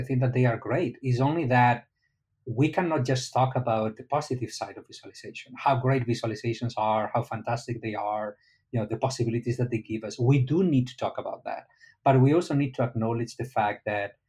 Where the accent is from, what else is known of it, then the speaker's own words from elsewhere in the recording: Spain; now in Miami, United States; I'm from Spain, not from Egypt